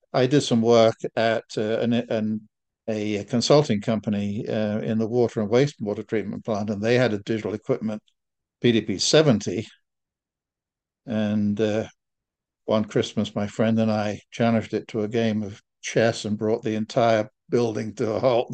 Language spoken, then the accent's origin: English; England, United Kingdom; moved away as an adult; now in United States; I'm English by definition, but I'm American by official status